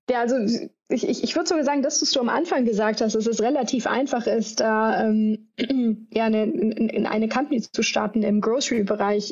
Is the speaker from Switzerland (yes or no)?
no; Düsseldorf, North Rhine-Westphalia, Germany; moved away; ich komme ja ursprünglich aus Düsseldorf im Rheinland